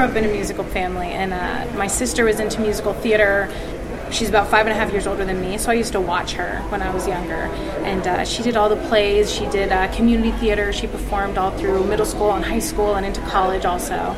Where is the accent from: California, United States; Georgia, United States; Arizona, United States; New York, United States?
Georgia, United States; Atlanta; now in Las Vegas, United States; I grew up in Atlanta.